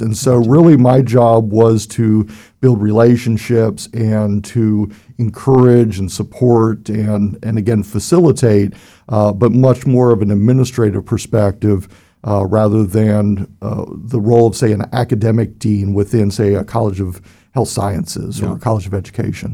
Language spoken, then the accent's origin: English; Cincinnati, Ohio, United States; I was born and raised in Cincinnati, Ohio, and uh, was there